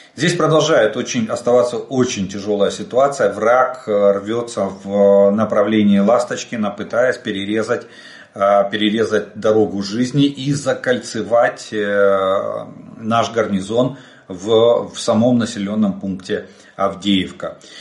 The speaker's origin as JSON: {"language": "Russian", "country": "Ukraine", "said": "мы из Украины"}